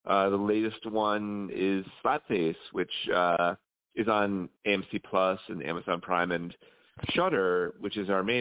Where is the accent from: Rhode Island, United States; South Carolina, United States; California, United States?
Rhode Island, United States; moved away as an adult; now in New York, United States; I'm originally from Rhode Island, which is the home state of H.P. Lovecraft